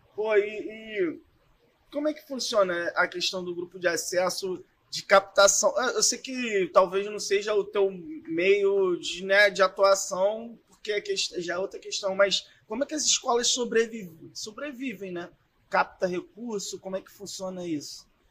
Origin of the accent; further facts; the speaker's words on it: Belford Roxo, Rio de Janeiro, Brazil; a gente é de Belfort Roxo